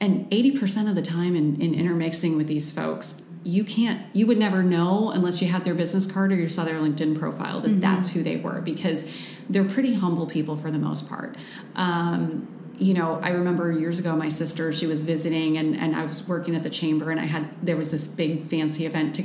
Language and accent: English; Midwest, United States; I'm from the Midwest, so we're naturally sarcastic people